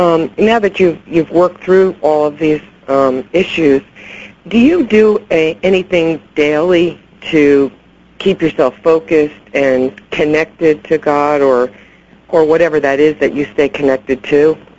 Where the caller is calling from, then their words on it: New Jersey, United States; New Jersey.